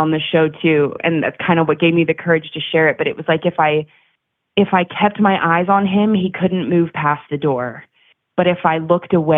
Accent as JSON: {"language": "English", "region": "Maryland", "country": "United States", "tie": "born or raised there", "moved": "yes", "lives_now": "Chicago, United States", "said": "I grew up in Maryland, about an hour north of Baltimore."}